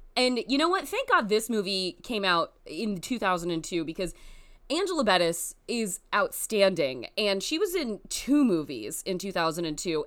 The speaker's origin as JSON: {"language": "English", "country": "United States", "said": "as an American person"}